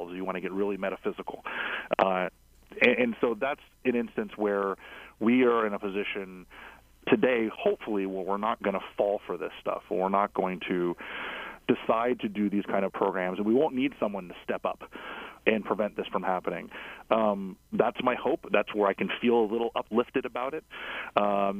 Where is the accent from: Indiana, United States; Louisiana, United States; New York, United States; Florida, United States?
Florida, United States; South; now in Washington, DC, United States; I'm from South Florida originally